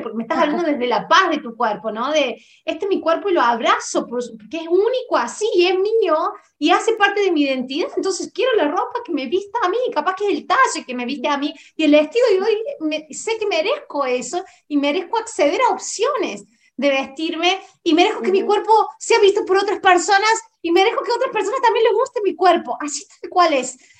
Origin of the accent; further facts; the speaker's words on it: Córdoba, Argentina; Yo soy de Córdoba, Argentina, de la ciudad, no solamente de la provincia